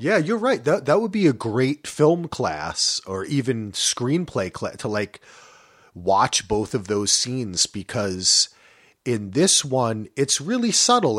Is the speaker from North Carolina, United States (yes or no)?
no; New Jersey, United States; I'm from Jersey